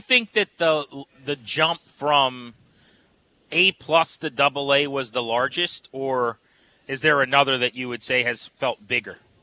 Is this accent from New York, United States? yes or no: no; Fredericksburg, Virginia, United States; I'm from the Fredericksburg area.